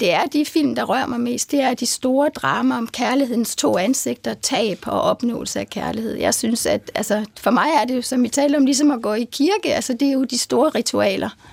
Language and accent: Danish; Horsens, Central Denmark Region, Denmark; jeg kommer fra Horsens